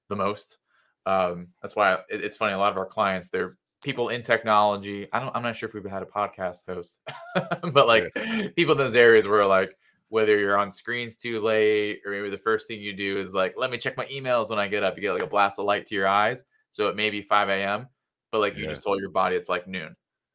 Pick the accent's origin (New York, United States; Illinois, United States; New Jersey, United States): New Jersey, United States; So I'm originally from New Jersey. I've made it out of there.